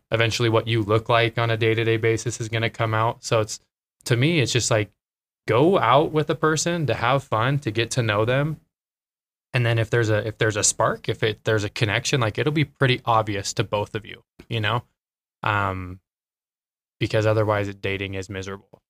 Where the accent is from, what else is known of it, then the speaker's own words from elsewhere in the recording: Twin Falls, Idaho, United States; moved away as an adult; I am from Twin Falls, Idaho. So, Idaho kid, born and raised.